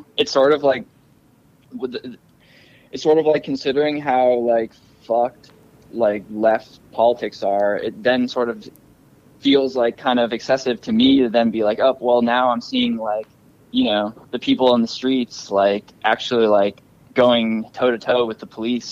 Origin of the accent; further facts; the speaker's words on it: Virginia, United States; I'm from Virginia